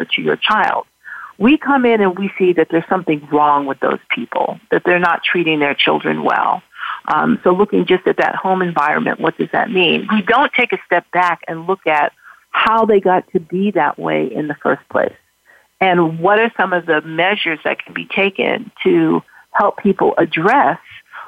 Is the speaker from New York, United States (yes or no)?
yes; New York City, New York, United States; I grew up in Harlem, and I did a lot of work in Harlem